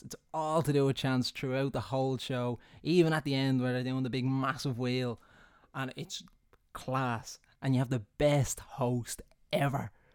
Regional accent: Ireland; being Irish

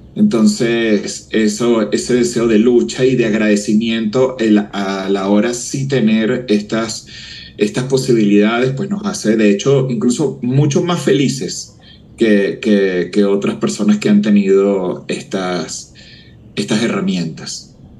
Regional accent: Venezuela; moved away as an adult; now in Mexico; mi país de nacimiento, Venezuela

